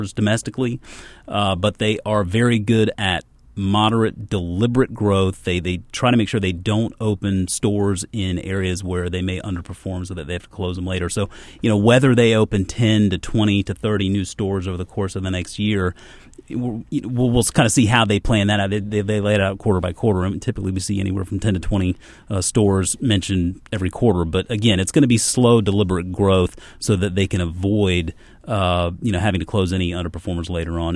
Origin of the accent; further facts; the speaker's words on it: Charleston, South Carolina, United States; I grew up in Charleston, South Carolina